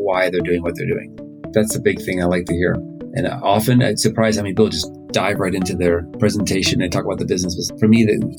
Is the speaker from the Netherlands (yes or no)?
no; Finland; born there; accent: American; also born or lived in United States; I was born in Finland. Then with my family, I moved a lot. And I went to school in the U.S. As you can tell, I have an American accent.